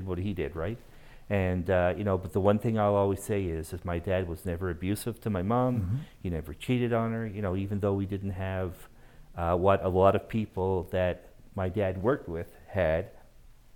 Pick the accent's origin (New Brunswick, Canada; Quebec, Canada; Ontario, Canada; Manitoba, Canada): New Brunswick, Canada; Moncton; moved away as an adult; now in Calgary, Canada; I am originally from Moncton, New Brunswick.